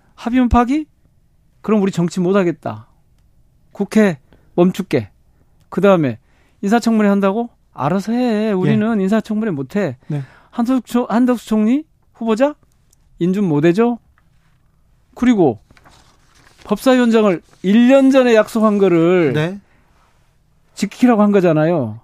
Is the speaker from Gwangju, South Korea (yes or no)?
yes; Gwangju, South Korea; 제가 광주 출신이고 광주 지역구고